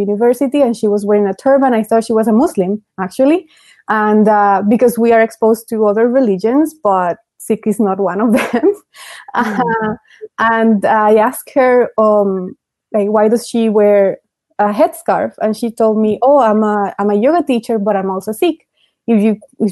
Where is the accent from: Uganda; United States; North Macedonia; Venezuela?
Venezuela; moved away; I grew up in Venezuela